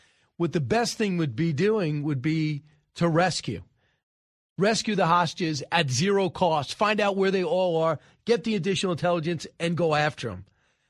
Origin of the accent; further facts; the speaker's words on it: United States; What bothers me as an American